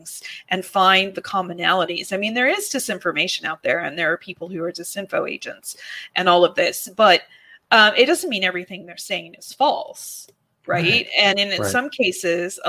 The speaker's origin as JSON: {"language": "English", "region": "California", "country": "United States", "said": "I'm from California"}